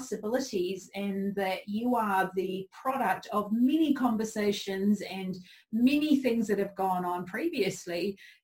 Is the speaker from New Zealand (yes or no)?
yes; New Zealand; I come from New Zealand